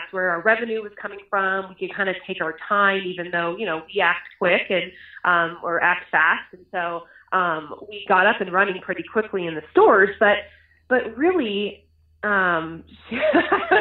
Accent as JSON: {"language": "English", "town": "Boulder", "region": "Colorado", "country": "United States", "tie": "born or raised there", "said": "We moved here when I was 7 years old"}